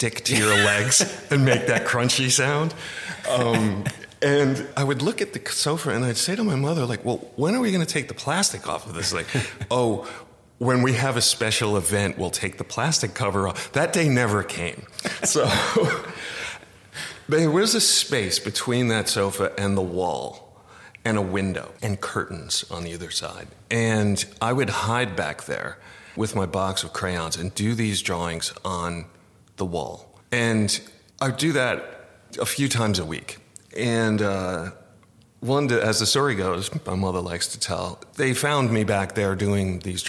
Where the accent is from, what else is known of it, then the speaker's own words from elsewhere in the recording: New York, United States; moved away as an adult; also born or lived in California; now in Los Angeles, United States; I'm from New York